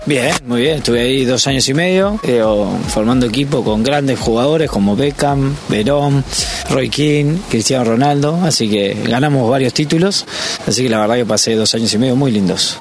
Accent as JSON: {"language": "Spanish", "country": "Uruguay", "moved": "yes", "said": "soy uruguayo"}